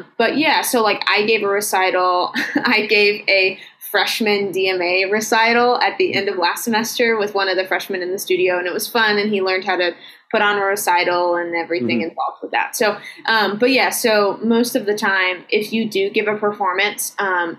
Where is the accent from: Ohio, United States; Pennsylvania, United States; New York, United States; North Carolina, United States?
North Carolina, United States; Asheville; moved away as an adult; now in Michigan, United States; I grew up in Asheville.